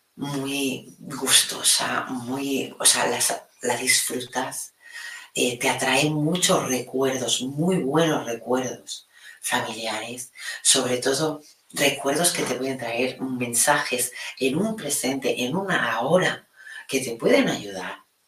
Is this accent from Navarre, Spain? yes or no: no; Catalonia, Spain; mi Cataluña